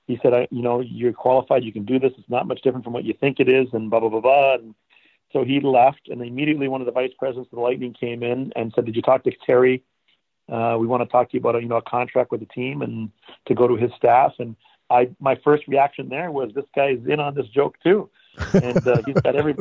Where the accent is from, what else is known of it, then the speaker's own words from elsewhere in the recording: Canada; moved away as an adult; now in Florida, United States; I grew up in Canada. I'm from Canada. I wasn't born there, but I moved to Canada when I was 2 years old.